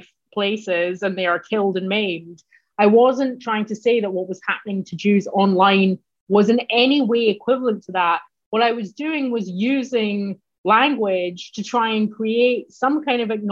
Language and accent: English; Glasgow, Scotland, United Kingdom; moved away as an adult; now in United States; I'm Scottish. And more specifically, I'm Glaswegian